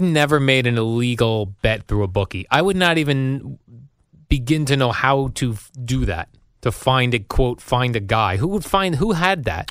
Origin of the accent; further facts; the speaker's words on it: New Jersey, United States; We're both from the New Jersey area, spent most of our lives here